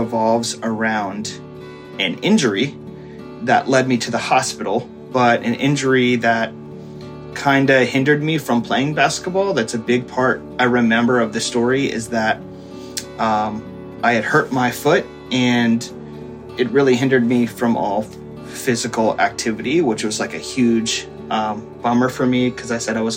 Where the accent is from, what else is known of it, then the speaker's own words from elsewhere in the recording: Reading, Pennsylvania, United States; also born or lived in Philadelphia, Pennsylvania; I'm from the Philadelphia area, currently living in Reading, Pennsylvania, which is the town I was born